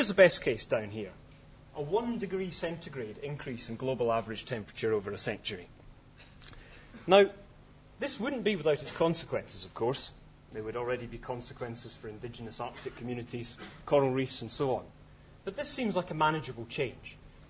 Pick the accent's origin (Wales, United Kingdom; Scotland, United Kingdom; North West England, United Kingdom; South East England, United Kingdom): Scotland, United Kingdom; I'm Scottish